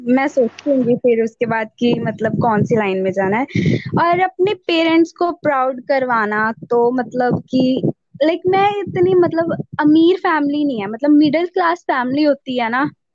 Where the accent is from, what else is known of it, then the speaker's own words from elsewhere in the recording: Mohali, Punjab, India; कर रही हूँ मोहाली से